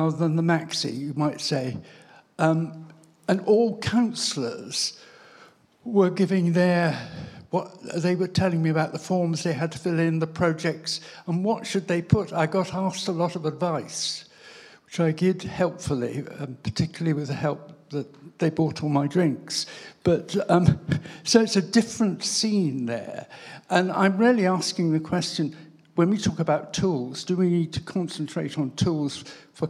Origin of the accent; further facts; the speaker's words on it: Gloucestershire, South West England, United Kingdom; I come from Gloucestershire